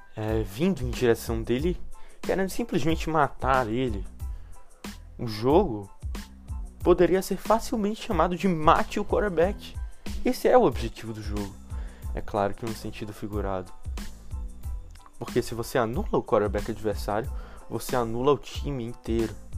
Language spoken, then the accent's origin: Portuguese; Brazil; a gente cresceu aqui no Brasil.